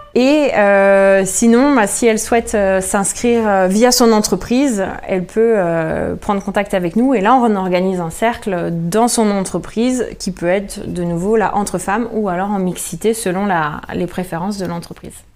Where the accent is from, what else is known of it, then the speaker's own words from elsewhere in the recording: Jura, Bourgogne-Franche-Comté, France; now in Rennes, France; je suis rennaise euh, de cœur, originaire du Jura